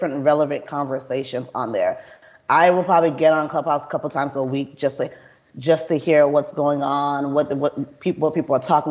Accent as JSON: {"language": "English", "town": "Atlanta", "region": "Georgia", "country": "United States", "moved": "as an adult", "lives_now": "Houston, United States", "said": "I'm not even from Texas. So I'm from Atlanta. So I came to Houston like 10 years ago"}